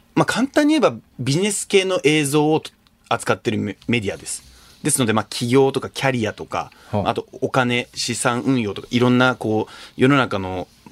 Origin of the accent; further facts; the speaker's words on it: Japan; 日本生まれ日本育ち